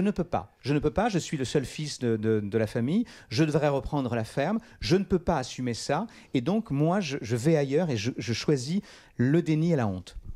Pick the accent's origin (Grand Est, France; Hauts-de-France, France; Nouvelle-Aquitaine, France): Nouvelle-Aquitaine, France; Charente; là où je suis né, là où j'ai grandi